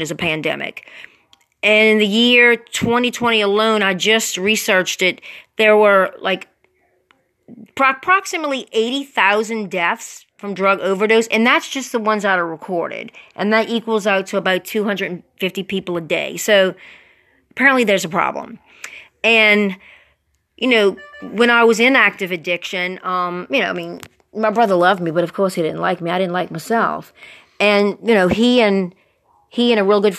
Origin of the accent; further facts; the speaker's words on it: River Ridge, Louisiana, United States; we grew up in River Ridge